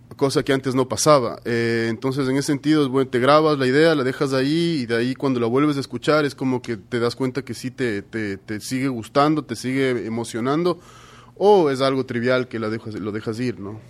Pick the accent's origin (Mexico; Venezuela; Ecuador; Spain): Ecuador; como ecuatorianos